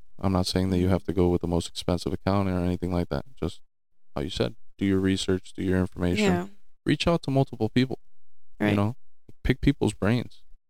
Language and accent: English; Miami, Florida, United States; born there; also born or lived in New Jersey; Just I was born down here in Miami, but spent some time up in Jersey